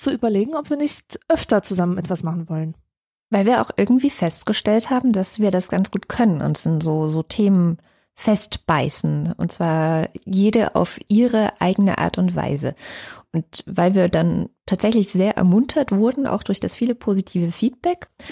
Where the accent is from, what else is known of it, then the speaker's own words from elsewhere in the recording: East Germany, Germany; bei uns in Ostdeutschland